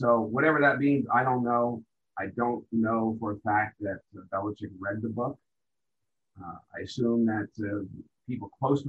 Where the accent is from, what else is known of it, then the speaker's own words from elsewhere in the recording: New York, United States; Being a New Yorker